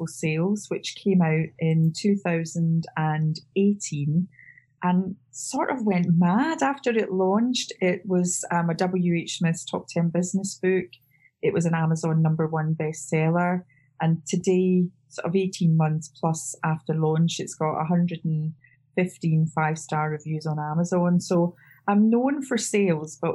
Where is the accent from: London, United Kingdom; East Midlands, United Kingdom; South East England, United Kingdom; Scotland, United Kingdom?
Scotland, United Kingdom; also born or lived in Cape Town / Australia / Channel Islands; now in Wiltshire, United Kingdom; I should be in Edinburgh, bearing in mind I'm Scottish, but I'm actually in Wiltshire